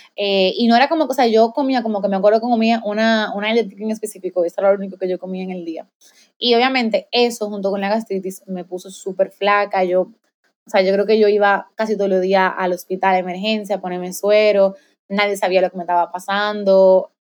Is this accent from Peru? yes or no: no; Dominican Republic; soy de República Dominicana, tengo 25 años, soy maestra